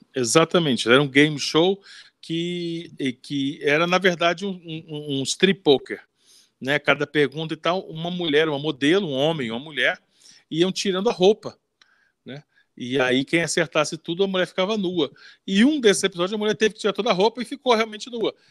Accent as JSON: {"language": "Portuguese", "region": "Rio de Janeiro", "country": "Brazil", "tie": "born or raised there", "said": "eu sou do Leme, né? Que é colado do Copacabana, primeira rua do Leme"}